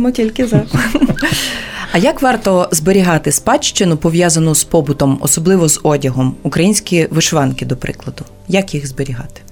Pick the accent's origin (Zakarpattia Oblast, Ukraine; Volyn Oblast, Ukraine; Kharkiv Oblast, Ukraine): Volyn Oblast, Ukraine; Volhynia; я з Волині